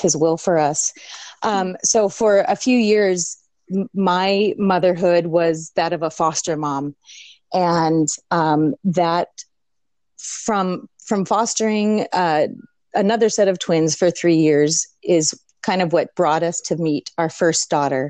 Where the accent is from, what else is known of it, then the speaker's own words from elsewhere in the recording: St. Louis, Missouri, United States; also born or lived in Washington State; now in Washington, United States; I live in Washington State. I'm originally from the Midwest, St. Louis, Missouri